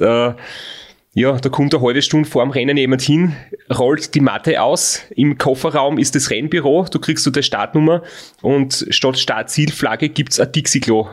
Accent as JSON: {"language": "German", "country": "Austria", "said": "bei uns in Österreich ist ein Frotz, wie wir sagen, äh, ein schlecht erzogenes Kind"}